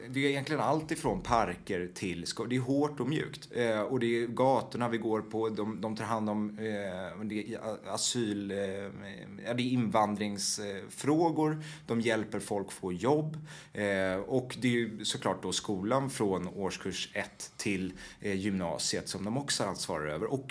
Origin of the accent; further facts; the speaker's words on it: Washington, District of Columbia, United States; born there; jag är född i Washington och eh, genom att de jobbade där.